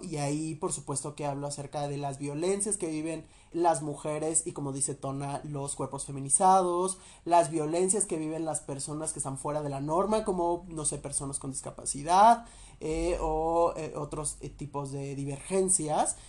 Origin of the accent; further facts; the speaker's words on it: Teotihuacán, State of Mexico, Mexico; moved away; yo soy de esta extinta ciudad de Teotihuacán